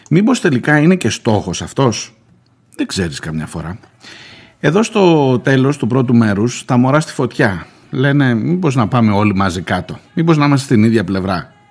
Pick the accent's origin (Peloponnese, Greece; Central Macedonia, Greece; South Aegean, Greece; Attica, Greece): Attica, Greece; Erythres; που λέμε και στη, στο χωριό μου ξανά, στο κρυεκούκι, ε, στην κοινωνία.